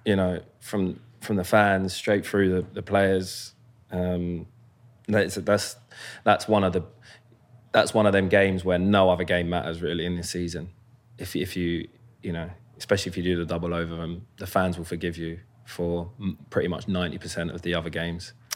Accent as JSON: {"language": "English", "town": "Croydon", "region": "London", "country": "United Kingdom", "tie": "born or raised there", "also_born_or_lived": "Lambeth", "moved": "as an adult", "lives_now": "United States", "said": "I was born in Lambeth, uh, King's College, and then grew up in Croydon for well, up until I moved, up until I moved to North London when I was fifteen"}